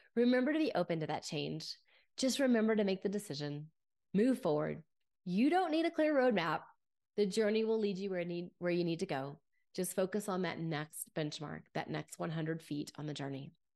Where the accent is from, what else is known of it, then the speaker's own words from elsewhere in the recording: Grapevine, Texas, United States; As a young girl, I grew up in Grapevine, Texas